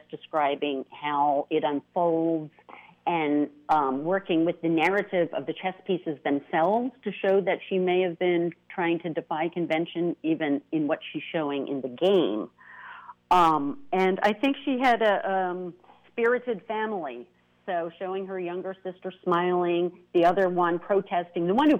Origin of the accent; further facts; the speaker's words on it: United States; as an American to discover my roots